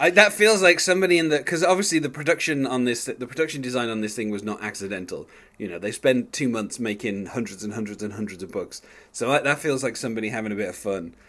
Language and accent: English; England, United Kingdom; as an Englishman